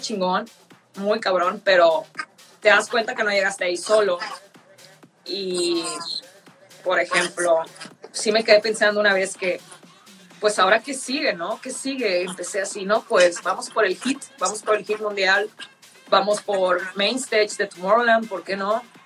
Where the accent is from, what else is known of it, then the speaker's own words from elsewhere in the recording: northern Mexico, Mexico; Soy del norte